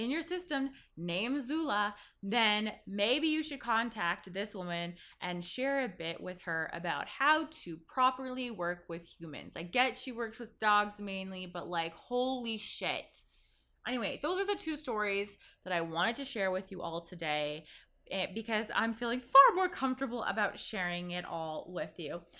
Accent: Zambia; born there; some of you know I was born in Zambia, Africa

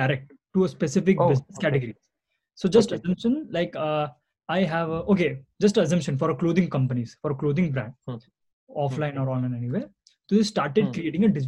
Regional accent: Hyderabad, Telangana, India; I am from Hyderabad

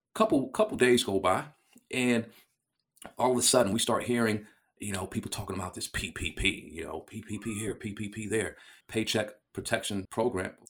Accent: United States; as an American

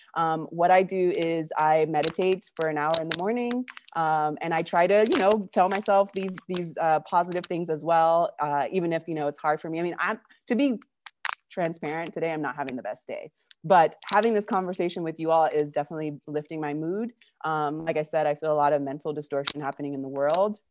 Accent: California, United States; moved away as an adult; now in Argentina; I'm originally from California, but I've been living in Argentina since two thousand twelve

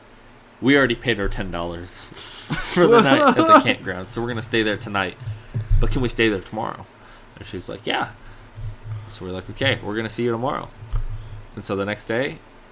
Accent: San Diego, California, United States; I'm from San Diego

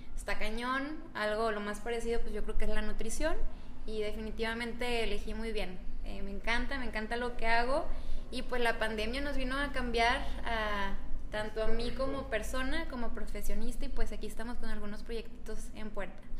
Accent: Cuauhtémoc, Mexico; yo soy de Cuauhtémoc. Mi papá es como el médico del pueblo, siempre fue el médico del pueblo. Entonces yo desde chiquita veía el desfiladero de gente

